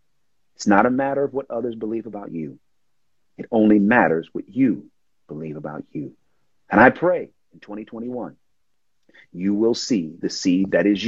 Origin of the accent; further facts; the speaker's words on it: Oakland, California, United States; I'm from Oakland